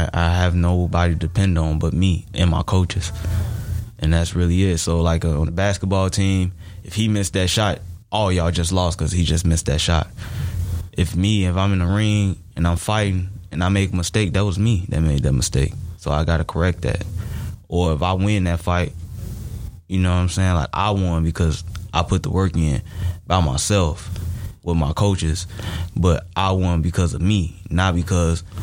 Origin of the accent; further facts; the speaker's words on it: Hammond, Indiana, United States; also born or lived in Harvey, Illinois; I'm not from Chicago. I'm from Hammond, Indiana. But I was born in Harvey, Illinois. I stayed there for a little bit.